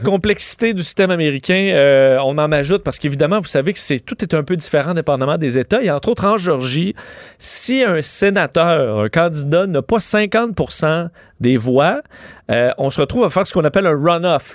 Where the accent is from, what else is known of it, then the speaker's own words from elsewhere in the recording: Quebec, Canada; chez nous au Québec